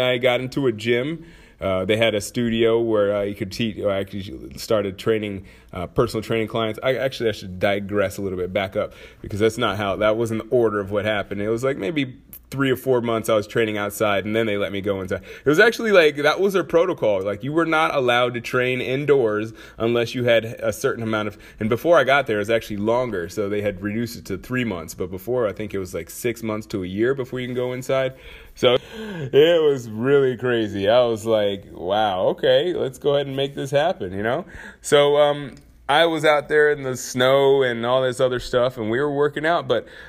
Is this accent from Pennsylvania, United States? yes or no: no; Anchorage, Alaska, United States; also born or lived in St. Peter, Minnesota; I'm from Anchorage and Minnesota, amongst other places. But, you know, main places are Anchorage and St. Peter, Minnesota. So I spent my formal years pretty much either in snow or in barren fields.